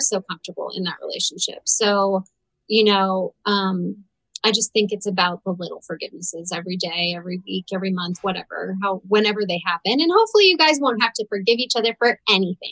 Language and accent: English; St. Louis, Missouri, United States; I'm from St. Louis.